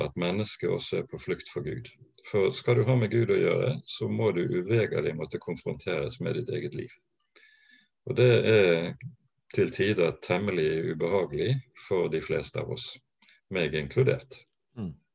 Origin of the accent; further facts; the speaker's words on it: Bergen, Vestland, Norway; Ellers så er jeg bergenser. Jeg eh, vokste opp på Landås.